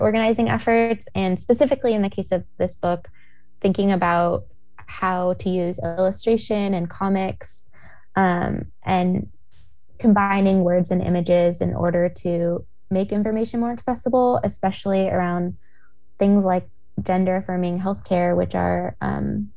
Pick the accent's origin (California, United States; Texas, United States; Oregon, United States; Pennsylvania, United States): Oregon, United States; Portland; moved away; I am from Portland. I grew up here. I've moved back in the past couple years